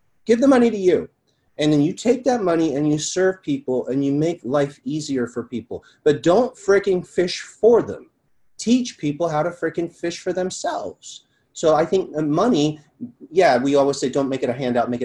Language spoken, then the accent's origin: English; Malibu, California, United States; growing up in Malibu